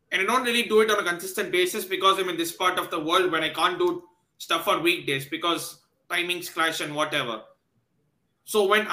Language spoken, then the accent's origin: English; Chennai, Tamil Nadu, India; I'm from Chennai